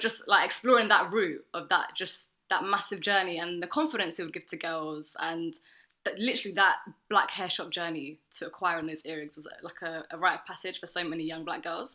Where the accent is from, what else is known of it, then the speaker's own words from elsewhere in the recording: London, United Kingdom; I was born in Holloway and then I moved different places in North